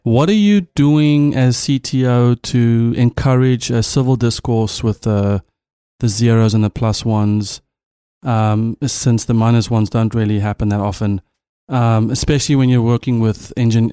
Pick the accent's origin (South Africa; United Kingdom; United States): South Africa; first language Afrikaans; English is a second language; as a South African